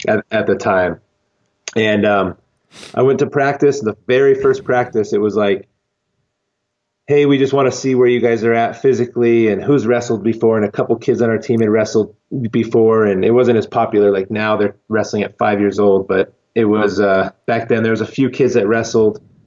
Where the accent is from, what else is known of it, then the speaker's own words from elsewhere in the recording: Lancaster, California, United States; now in Colorado Springs, United States; I grew up in California, okay. in the desert of Lancaster, California, which is Los Angeles County